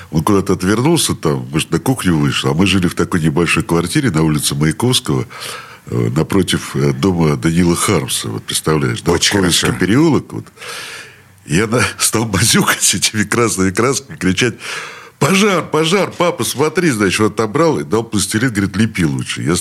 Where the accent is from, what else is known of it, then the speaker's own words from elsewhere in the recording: Saint Petersburg, Russia; Я родился в этом роддоме